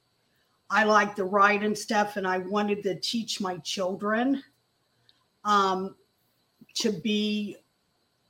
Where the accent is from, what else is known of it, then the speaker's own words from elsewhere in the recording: Indianapolis, Indiana, United States; I grew up in Indianapolis